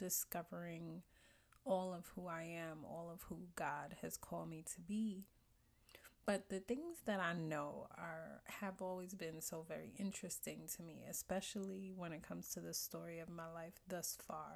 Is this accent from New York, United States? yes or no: yes; New York City, New York, United States; born and raised in Brooklyn, New York, and still living here.